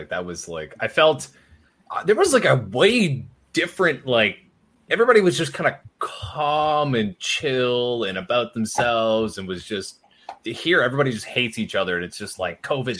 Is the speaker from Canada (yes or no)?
yes; Canada; I, as a Canadian, fully vaxxed and everything, cannot cross the border that is 10 minutes from my house.